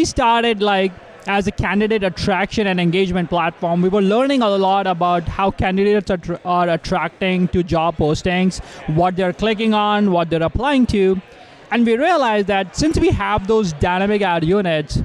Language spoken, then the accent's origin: English; India; now in Canada; I'm Canadian now, but I was born in India.